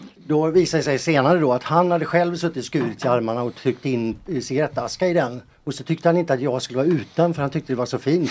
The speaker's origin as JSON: {"language": "Swedish", "town": "Boden", "region": "Norrbotten County", "country": "Sweden", "tie": "born or raised there", "said": "hemma i Boden."}